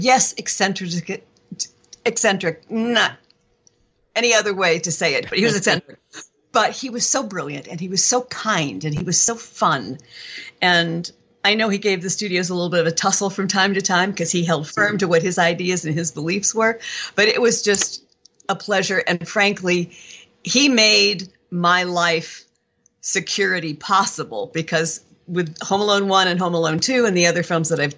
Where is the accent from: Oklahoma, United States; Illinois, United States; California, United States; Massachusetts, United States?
Illinois, United States; Chicago; I was born and raised in Chicago